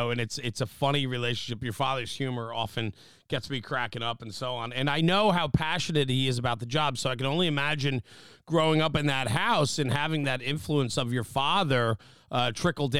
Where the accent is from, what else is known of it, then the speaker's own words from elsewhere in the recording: New Jersey, United States; the part of town I'm from is the Northeast. It's called New Jersey